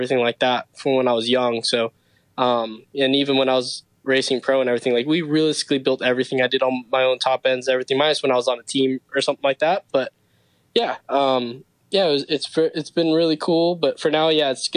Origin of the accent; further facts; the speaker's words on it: Los Angeles, California, United States; I'm actually from Los Angeles, California